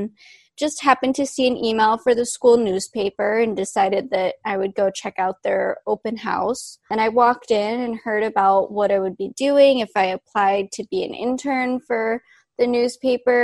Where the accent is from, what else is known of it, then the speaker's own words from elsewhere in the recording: Orange County, California, United States; moved away as an adult; now in New York City, United States; I grew up in Orange County